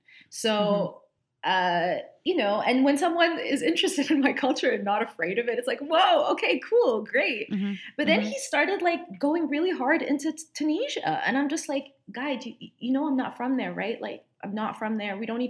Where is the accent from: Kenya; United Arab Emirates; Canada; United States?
United Arab Emirates; Dubai; And my grandparents, even though I grew up with them in Dubai, I don't know, their scent is kind of everywhere.